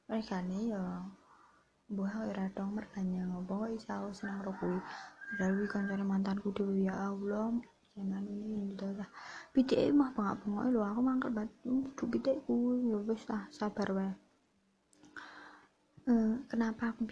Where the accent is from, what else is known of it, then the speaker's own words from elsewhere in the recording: Java, Indonesia; accent: medok (Javanese); Jadi ya maklumi gue nek wong medok ngene iki ya wong Jawa asli ya bro uh, eh, tidak ada campuran apapun